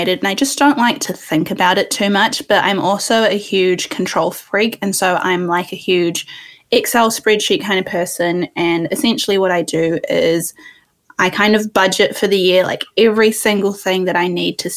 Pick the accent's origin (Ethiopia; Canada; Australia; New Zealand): New Zealand; accent: New Zealand; also born or lived in India; So I came to New Zealand when I was 2, and I came from India.